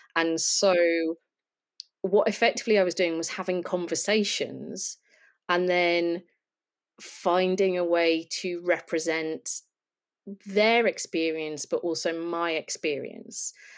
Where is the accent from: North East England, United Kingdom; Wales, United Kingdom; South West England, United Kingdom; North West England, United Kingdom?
North West England, United Kingdom; Lancashire; I'm from Lancashire